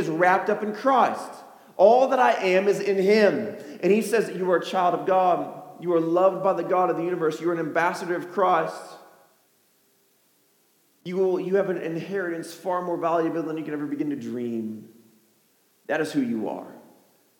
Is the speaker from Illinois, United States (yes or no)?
yes; Chicago, Illinois, United States; I'm from Chicago